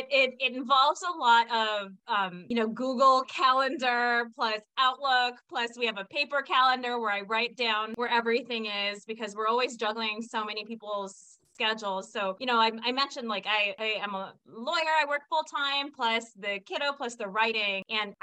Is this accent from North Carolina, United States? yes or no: no; California, United States; also born or lived in Washington, D.C.; born and raised in California, did not realize I was a diverse individual until I moved out of California. And you know, I went to law school in Washington, D.C.